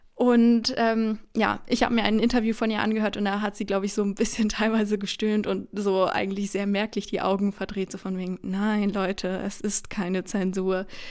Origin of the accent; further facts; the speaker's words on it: Bonn, North Rhine-Westphalia, Germany; now in Cologne, Germany; ich komme aus Bonn, aber jetzt studiere ich hier in Köln